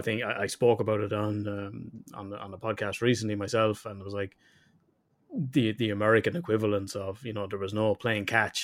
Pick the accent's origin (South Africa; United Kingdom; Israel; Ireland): Ireland; I'm Irish.